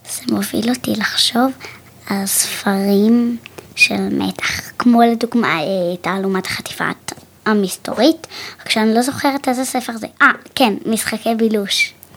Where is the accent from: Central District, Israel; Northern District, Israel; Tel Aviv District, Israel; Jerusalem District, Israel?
Central District, Israel; Kfar Saba; מכפר סבא